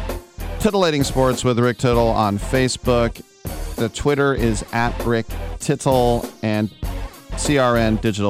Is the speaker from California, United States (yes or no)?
yes; Northern California, United States; a NorCal kid like myself